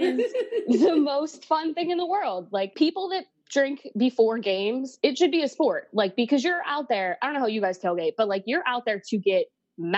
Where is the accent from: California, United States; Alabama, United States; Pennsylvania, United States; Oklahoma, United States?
Pennsylvania, United States; Pittsburgh; born and raised in Pittsburgh